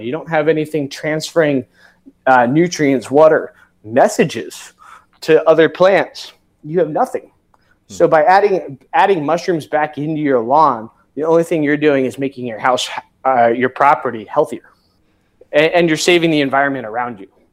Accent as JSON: {"language": "English", "area": "Severn River, Chesapeake Bay area", "region": "Maryland", "country": "United States", "tie": "born or raised there", "said": "I grew up on the Severn River"}